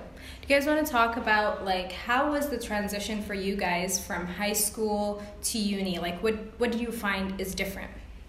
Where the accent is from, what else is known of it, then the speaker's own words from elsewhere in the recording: United States; now in Egypt; And I'm American.